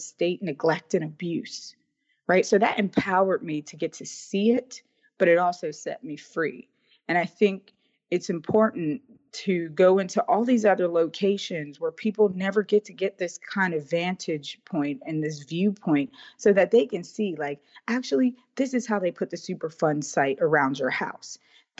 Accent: Braddock, Pennsylvania, United States; my hometown in Braddock

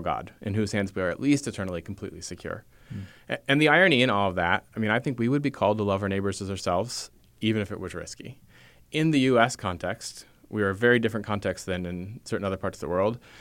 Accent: United States; I'm an American. I have the cultural values that most Americans have

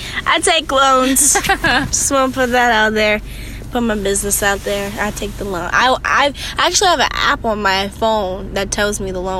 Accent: United States

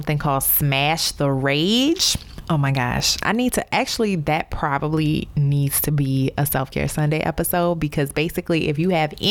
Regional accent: New Orleans, Louisiana, United States; moved away as an adult; also born or lived in Baltimore / Chicago / Dallas; from my hometown of New Orleans to Baltimore, St. Louis, Chicago, Dallas, and now back to New Orleans

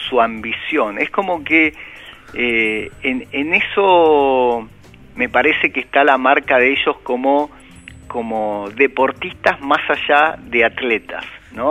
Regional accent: Argentina; nosotros como argentinos

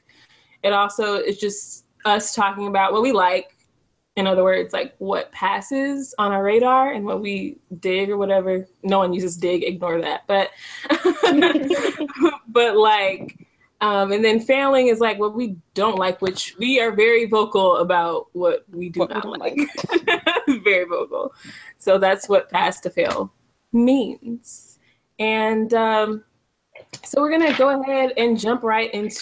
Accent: Dallas, Texas, United States; me from Texas, from Dallas, Texas

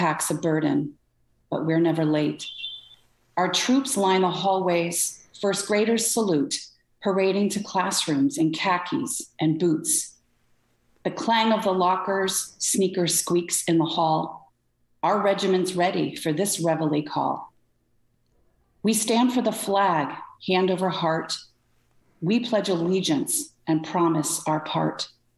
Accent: Connecticut, United States; also born or lived in Rochester, New York; now in Corning, United States; I'm originally from Connecticut

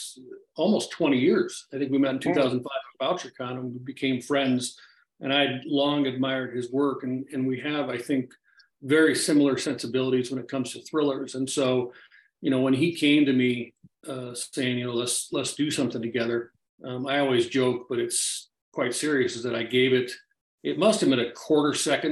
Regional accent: Dallas, Texas, United States; born there; I was born in Dallas in 64.

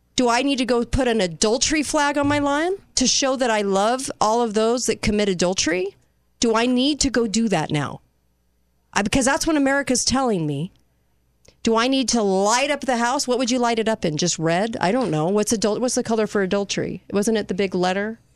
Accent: United States; I'm American

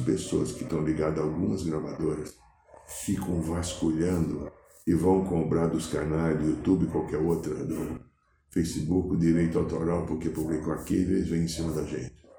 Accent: São Paulo, Brazil; moved away; Sou paulistano

